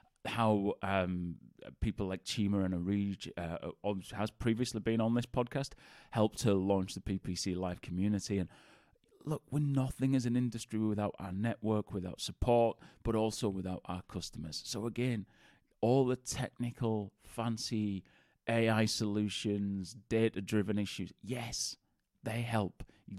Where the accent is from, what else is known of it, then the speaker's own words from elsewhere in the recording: Bradford, Yorkshire and the Humber, United Kingdom; accent: Bradford; of the Bradford accent. As many people think I'm a Geordie, which isn't the case. If you actually go to Newcastle, nobody sounds like me. But I get, are you a Geordie? Where are you from? But we both grew up in Bradford.